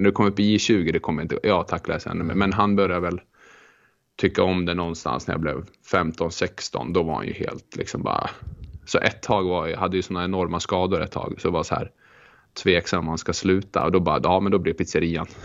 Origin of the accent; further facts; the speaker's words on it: Rättvik, Dalarna County, Sweden; moved away; also born or lived in Örnsköldsvik / Ystad; jag växte upp i Rättvik mellan, mm. en by mellan Leksand och Mora eh, och där har jag växt upp.